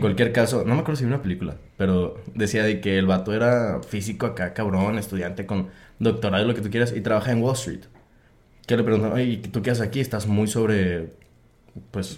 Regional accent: Coahuila, Mexico; also born or lived in Guadalajara, Jalisco; now in Monterrey, Mexico; crecí toda mi vida en este ranchito que está en Coahuila

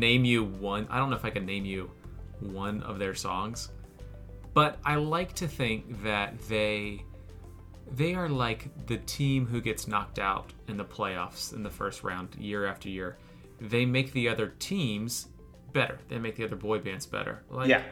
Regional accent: Florida, United States; I'm from Florida

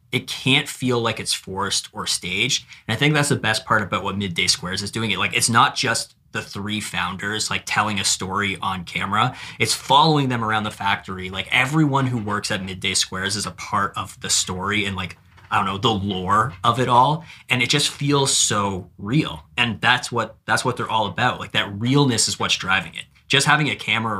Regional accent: Canada; I'm Canadian

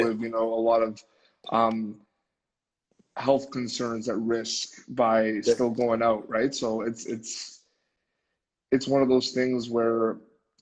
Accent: Montreal, Quebec, Canada; Montreal, where I'm from

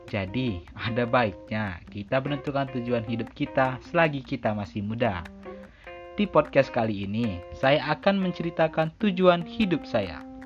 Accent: Palembang, South Sumatra, Indonesia; born there; Saya lahir di Palembang tanggal 21 November 2003. Saya tinggal di Sumatera Selatan, Kota Palembang.

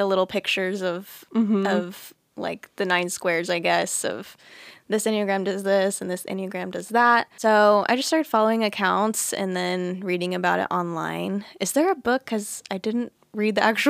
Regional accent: Fort Worth, Texas, United States; I grew up here in Fort Worth, Texas

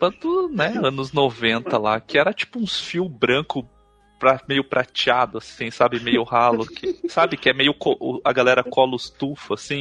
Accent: Cuiabá, Mato Grosso, Brazil; born there; now in Curitiba, Brazil; eu nasci em Cuiabá, no Mato Grosso. Embora a minha parte da minha família seja do sul aqui do Brasil, que eu moro em Curitiba agora.

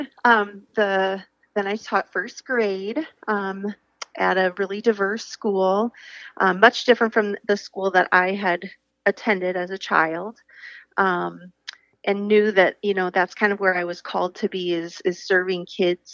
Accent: Iowa, United States; I am from Iowa, a rural farm girl, and was fortunate to go to a K-12 school all the way

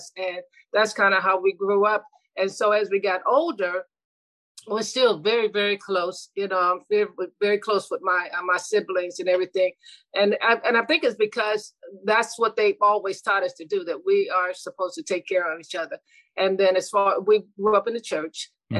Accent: Youngstown, Ohio, United States; moved away; I'm from originally from Youngstown, Ohio. I'm the second oldest of nine children. And I grew up with my mom

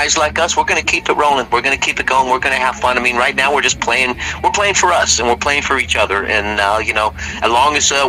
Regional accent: Houston, Texas, United States; also born or lived in Richmond, Virginia; We're from Houston

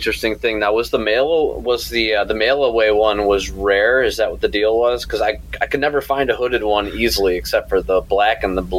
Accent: Chicago, Illinois, United States; I'm from Chicago.

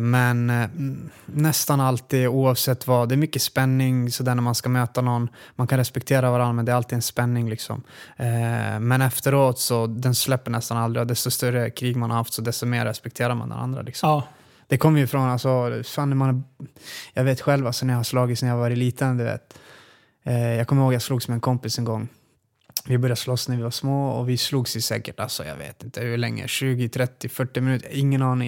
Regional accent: Luleå, Norrbotten County, Sweden; now in Västerås, Sweden; jag är född och uppvuxen i Luleå faktiskt

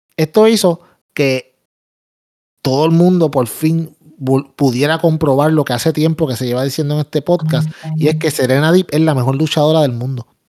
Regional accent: Puerto Rico

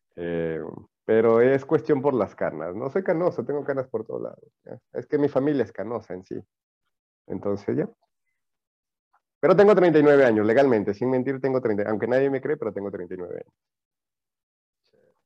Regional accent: El Carmen, Manabí, Ecuador; also born or lived in Chone; now in Loja, Ecuador; yo soy de Manaví, yo soy manavita. yo, nací en, eh, yo nací en el Carmen.

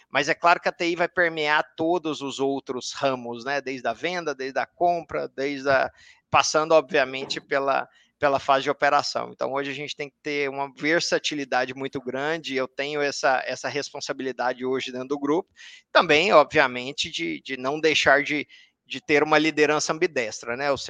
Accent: Anápolis, Goiás, Brazil; now in Brasília, Brazil; sou natural de Anápolis, é, hoje eu moro em Brasília, minha base é Brasília.

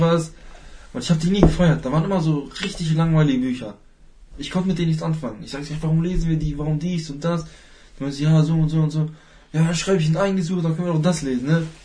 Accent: Hanover, Lower Saxony, Germany; ich komme komm aus Hannover

